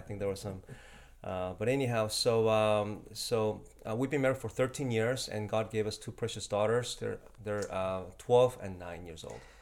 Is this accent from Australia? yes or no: no; Mexico; first language Spanish; English is a second language; also born or lived in South Korea; I grew up in Mexico